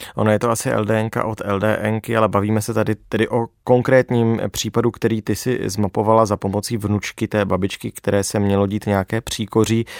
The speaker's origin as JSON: {"language": "Czech", "country": "Czechia", "said": "jako Češi"}